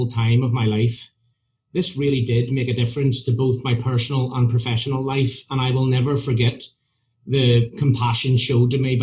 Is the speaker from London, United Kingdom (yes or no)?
no; Belfast, Northern Ireland, United Kingdom; moved away; also born or lived in Scottish Highlands; my story begins growing up in Northern Ireland in the height of the Troubles in the 1970s.